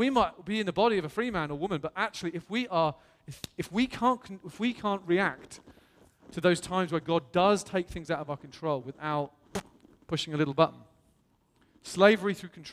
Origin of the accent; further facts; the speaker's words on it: England, United Kingdom; I'm blessed to come from England